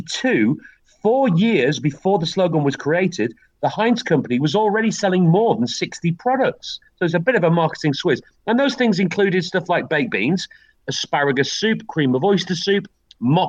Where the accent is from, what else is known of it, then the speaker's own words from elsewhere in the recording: Wigan, North West England, United Kingdom; moved away; The town that I grew up in, Wigan, has a massive, massive factory